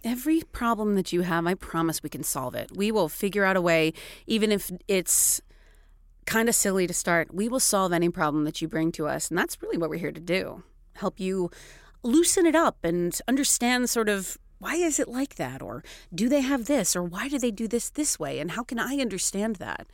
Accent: Seattle, Washington, United States; moved away as an adult; also born or lived in Florida; now in Stockholm, Sweden; I'm from Seattle

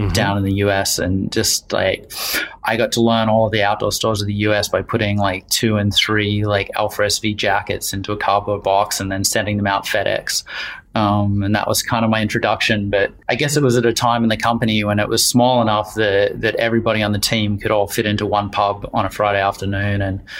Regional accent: Wellington, New Zealand; also born or lived in Australia / Vancouver, Canada; now in London, United Kingdom; Uh, Wellington, New Zealand. Been a long route to, to London in the UK. So a little bit of time in Australia and some university there, and then um, a long time in, in Vancouver, enjoying the mountains in BC.

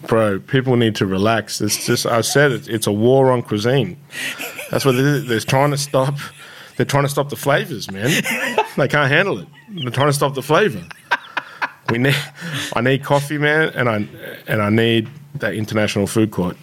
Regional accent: Shepparton, Victoria, Australia; I grew up in Shepparton

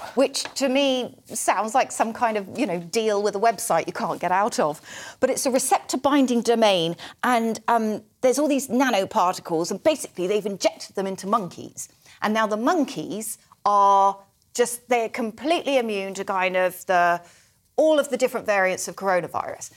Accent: Somerset, South West England, United Kingdom; accent: Somerset; my Somerset accent

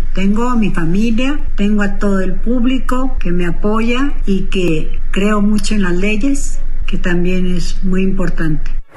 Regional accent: State of Mexico, Mexico; yo soy mexiquense

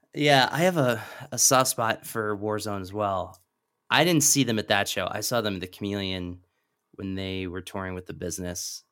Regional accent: Lancaster, Pennsylvania, United States; moved away; I'm from Lancaster.

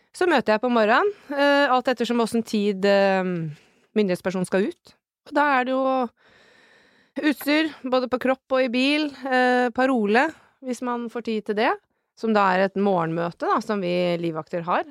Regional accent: Elverum, Innlandet, Norway; moved away as an adult; also born or lived in Kjøllefjord, Finnmark / Kirkenes; Jeg er ei bondejente fra Elverum, der er jeg vokst opp med å bære høyballer og spille håndball.

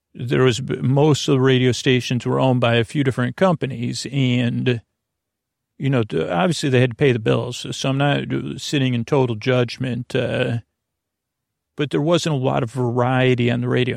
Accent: Syracuse, New York, United States; moved away; when I was growing up in Syracuse

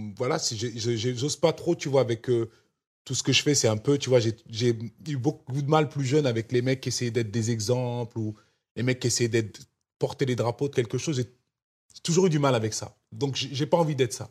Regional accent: France; moved away as an adult; now in Los Angeles, United States; ma France, c'est celle de mon enfance, c'est celle où j'ai grandi

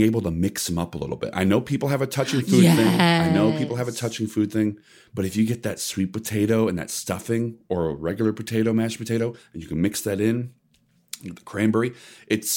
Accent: Midwest, United States; I grew up in the Midwest

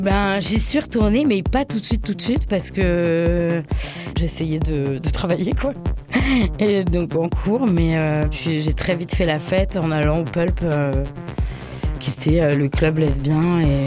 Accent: Paris, Île-de-France, France; born or raised there

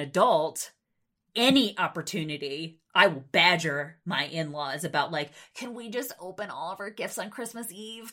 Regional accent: New York, United States; moved away as an adult; now in Nebraska, United States; my home state of New York

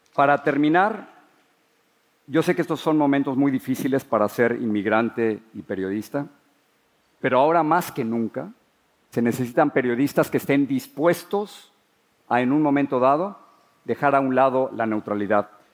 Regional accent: Mexico City, Mexico; born or raised there; moved away as an adult; now in United States

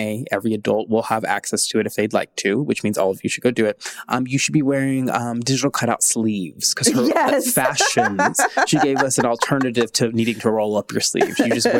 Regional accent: Nashville, Tennessee, United States; in my hometown of Nashville, Tennessee, at a university where all my family works, Vanderbilt

